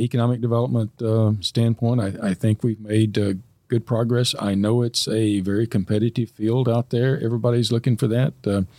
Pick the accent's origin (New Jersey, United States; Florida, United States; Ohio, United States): Ohio, United States; Fairborn; our community in Fairborn. I mean, it's my hometown. Anyway, I've lived here longer than I have anywhere else.